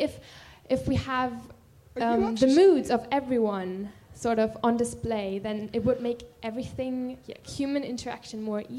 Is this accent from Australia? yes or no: no; Germany; I'm from Germany.